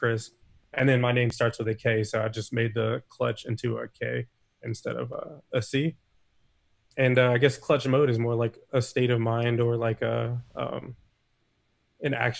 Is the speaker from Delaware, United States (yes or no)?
yes; Dover, Delaware, United States; moved away as an adult; also born or lived in Baltimore County, Maryland; now in Odenton, United States; I'm from Dover, Delaware. That's right in the center. It's the capital. And that's where I grew up most of my life until I went to college